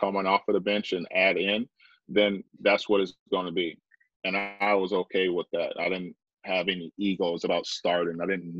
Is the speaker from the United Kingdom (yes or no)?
no; Vancouver, British Columbia, Canada; I'm from Vancouver. You know, I live on Vancouver, Canada.